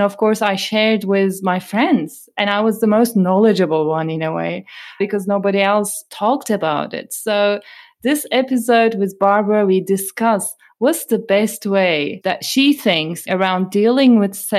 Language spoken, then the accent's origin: English; Turkey; moved away; I come from Turkey and I grew up in Turkey